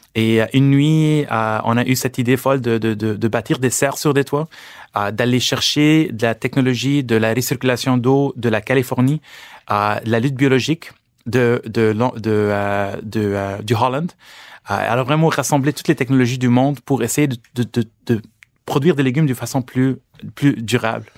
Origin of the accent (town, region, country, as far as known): Lebanon; born or raised there; now in Canada